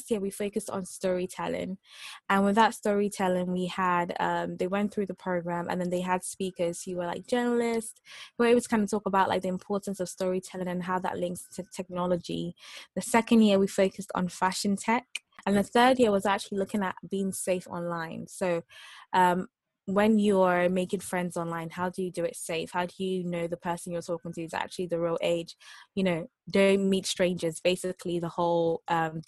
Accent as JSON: {"language": "English", "country": "Nigeria", "moved": "yes", "lives_now": "United Kingdom", "said": "I'm Nigerian"}